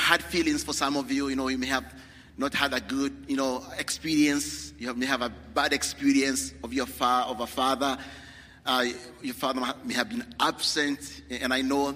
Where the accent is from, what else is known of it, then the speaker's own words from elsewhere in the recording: Kenya; moved away; I'm from Kenya